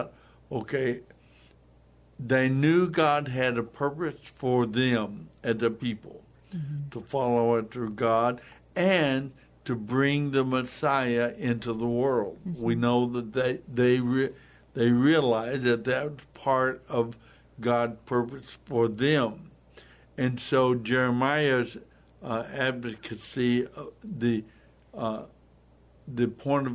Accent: United States; us as American believers

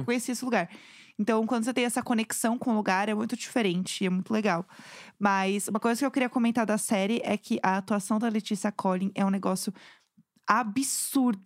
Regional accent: São Paulo, Brazil; eu que sou de São Paulo

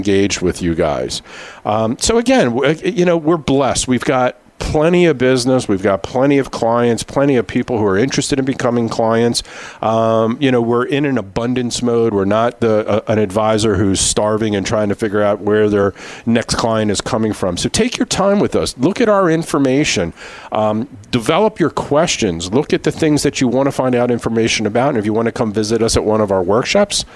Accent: Philadelphia, Pennsylvania, United States; We grew up in Philadelphia.

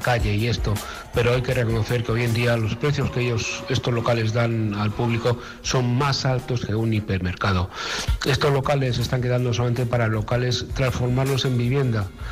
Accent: Castilla-La Mancha, Spain; mi tierra manchega

